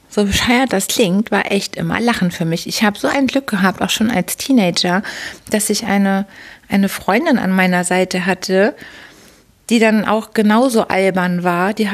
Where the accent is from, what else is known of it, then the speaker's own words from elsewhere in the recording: Hamburg, Germany; da war richtig eine steife Brise bei uns in Hamburg. Und wir Hamburger mögen das aber auch.